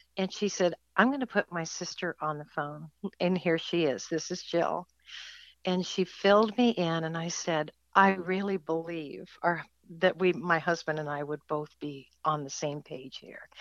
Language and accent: English; California, United States; moved away as an adult; now in Ohio, United States; California is where I was born